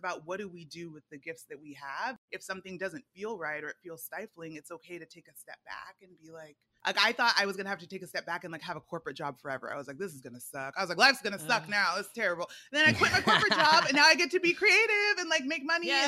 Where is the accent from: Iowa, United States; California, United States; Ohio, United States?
California, United States; Fresno; also born or lived in Nigeria; now in New York City, United States; I'm a Nigerian girl from Fresno